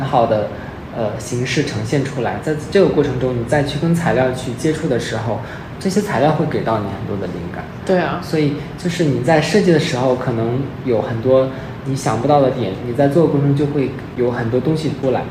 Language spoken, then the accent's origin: Chinese; China; 我们是作为一个中国人，我们是嗯。生活在这个文化环境里面的